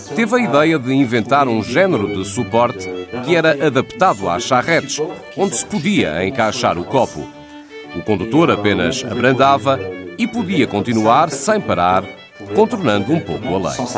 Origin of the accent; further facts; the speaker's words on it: Belgium; eu sou belga